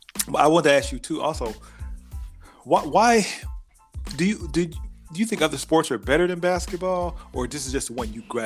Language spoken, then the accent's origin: English; South Bend, Indiana, United States; also born or lived in Chicago, Illinois; I was born in Chicago but raised in South Bend, Indiana